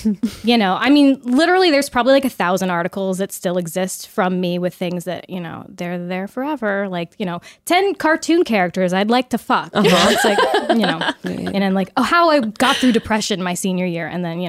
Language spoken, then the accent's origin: English; Pleasanton, California, United States; also born or lived in Los Angeles; I'm from the Bay Area. Okay. So from the Bay Area, came to LA for film school, went back home